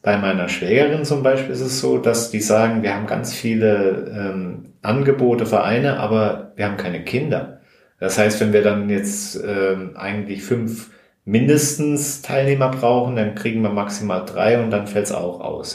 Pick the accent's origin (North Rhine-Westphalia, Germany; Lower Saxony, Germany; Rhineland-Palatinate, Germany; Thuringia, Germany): Rhineland-Palatinate, Germany; moved away; wir kommen ja auch aus der Gegend da um äh, aus der Pfalz